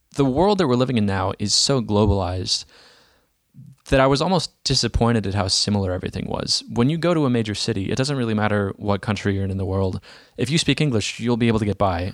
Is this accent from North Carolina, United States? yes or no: no; Dallas, Texas, United States; I'm from Dallas, Texas